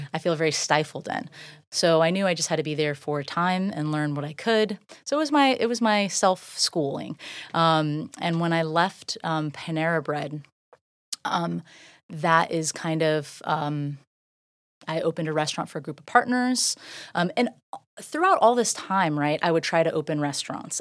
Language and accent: English; Safety Harbor, Florida, United States; also born or lived in Largo, Florida / Dunedin, Florida; I grew up right downtown, very local